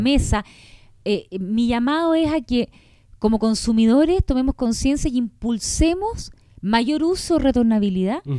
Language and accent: Spanish; Chile; como chileno